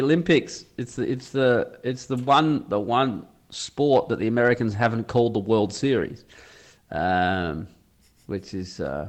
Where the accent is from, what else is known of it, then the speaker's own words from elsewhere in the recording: Australia; moved away as an adult; now in Italy; as an Australian